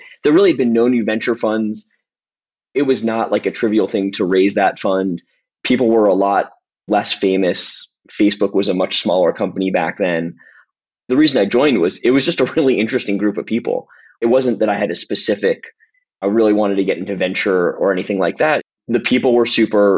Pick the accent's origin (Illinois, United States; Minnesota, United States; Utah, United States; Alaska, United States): Illinois, United States; Chicago; I was born in Chicago